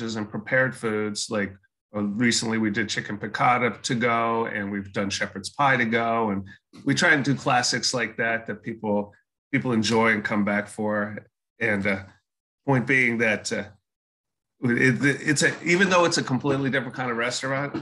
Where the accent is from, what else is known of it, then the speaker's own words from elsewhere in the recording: Austin, Texas, United States; also born or lived in Maryland; now in Exeter, United States; So I moved to Austin in second grade.